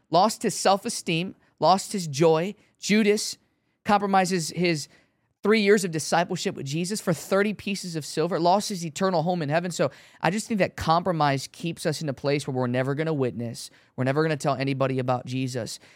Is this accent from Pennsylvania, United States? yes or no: no; Chicago, Illinois, United States; I'm from Chicago